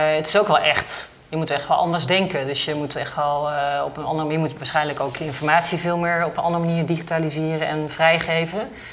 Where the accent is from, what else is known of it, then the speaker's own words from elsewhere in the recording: Netherlands; als Nederlander